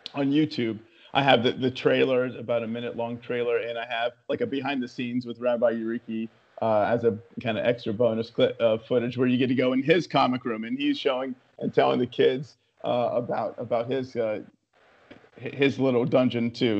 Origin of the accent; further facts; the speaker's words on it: West Virginia, United States; moved away; also born or lived in New York City; I'm born and raised in West Virginia